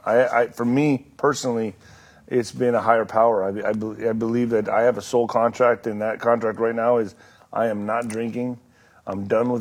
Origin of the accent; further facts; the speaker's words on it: El Paso, Texas, United States; I was raised in El Paso, right, in Ciudad Juarez, on the border